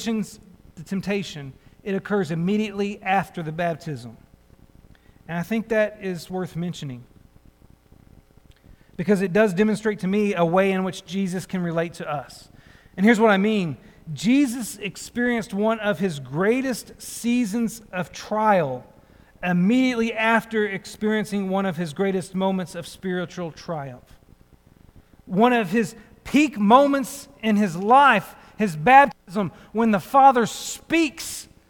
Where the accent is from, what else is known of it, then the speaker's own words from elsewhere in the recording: United States; growing up in the United States of America